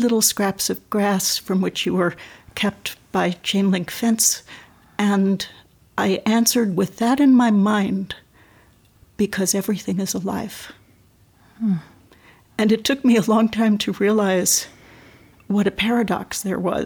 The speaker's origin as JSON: {"language": "English", "town": "New York City", "region": "New York", "country": "United States", "tie": "born or raised there", "moved": "yes", "said": "born and raised in New York City"}